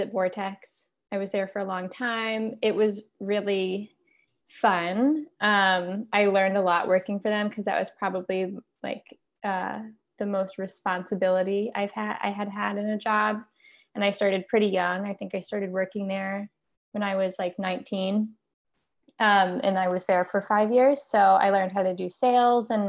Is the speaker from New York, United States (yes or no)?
yes; Accord, New York, United States; I grew up in Accord